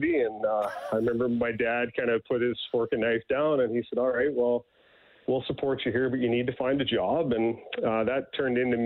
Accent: Newfoundland and Labrador, Canada; now in Edmonton, Canada; I grew up in Newfoundland

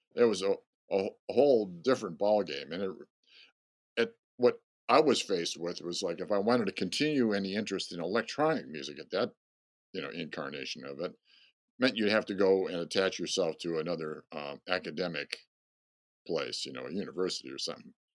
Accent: Rochester, New York, United States; moved away; I grew up in Rochester, New York

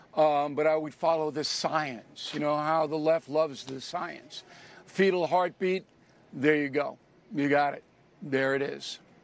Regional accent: New York, United States; my home state of New York

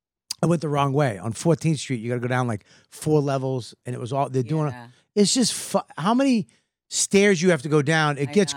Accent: Boston, Massachusetts, United States; But I'm from Boston and I went, words?

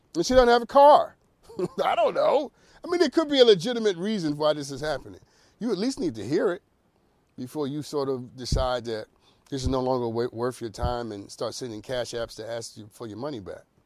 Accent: New York City, New York, United States; I'm from the Bronx.

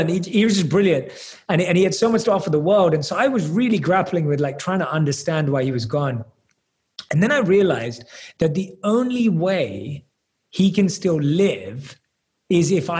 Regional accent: London, United Kingdom; I was born and raised in London

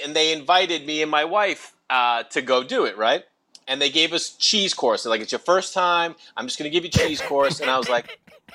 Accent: Stoneham, Massachusetts, United States; now in Los Angeles, United States; I grew up in Massachusetts, just outside of Boston, Stoneham, Mass

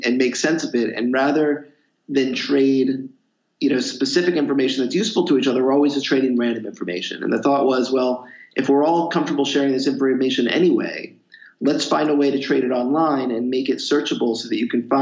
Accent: Philadelphia, Pennsylvania, United States; moved away as an adult; also born or lived in Boston / New York City; So I grew up in the Philadelphia area, went to school in Boston.

